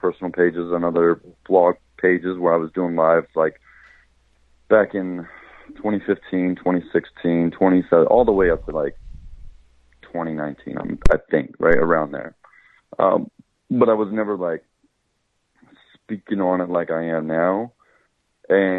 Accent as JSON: {"language": "English", "region": "Oklahoma", "country": "United States", "tie": "born or raised there", "moved": "yes", "said": "when you grow up in Oklahoma, you grow up in a society which is majority of whites"}